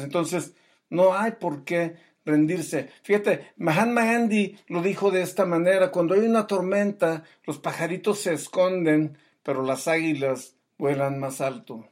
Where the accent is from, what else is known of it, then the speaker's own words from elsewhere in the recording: Mexico; yo como mexicano